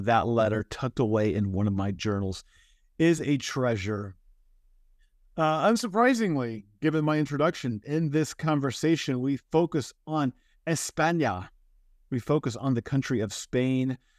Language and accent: English; United States; my home country, the United States